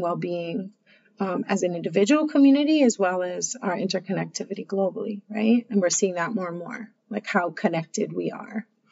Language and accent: English; Hawaii, United States; having come from Hawaii and the, the the values and cultures that I was raised